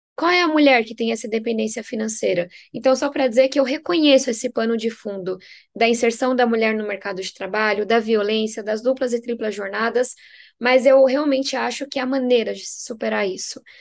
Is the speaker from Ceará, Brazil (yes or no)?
no; São Paulo, Brazil; venho da periferia de São Paulo, sou filha de nordestinos